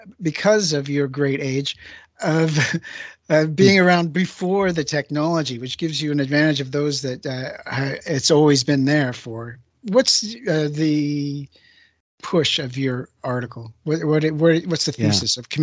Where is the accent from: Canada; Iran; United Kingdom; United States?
Canada; I'm Canadian